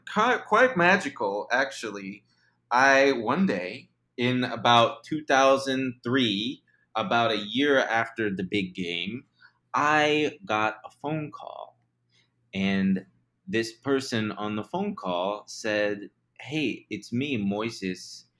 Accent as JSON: {"language": "English", "town": "Chicago", "region": "Illinois", "country": "United States", "tie": "born or raised there", "said": "Let's see. I'm from Chicago. I was born and raised in the outer loop."}